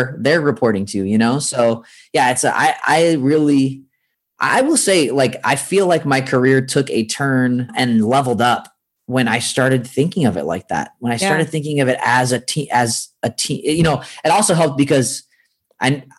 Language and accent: English; San Francisco, California, United States; moved away as an adult; now in Los Angeles, United States; I grew up in Northern California. So in San Francisco